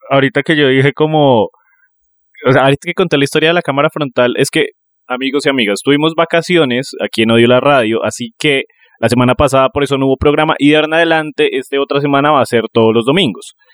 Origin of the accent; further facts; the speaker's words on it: Neiva, Huila, Colombia; Solo que siento que cuando yo originalmente soy de allá, cuando yo voy allá, se me pega el acento.